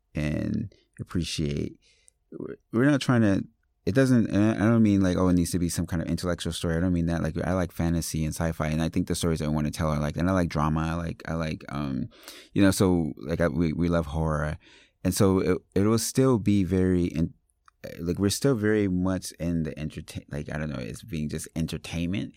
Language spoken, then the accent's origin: English; Paterson, New Jersey, United States; I grew up in Paterson, New Jersey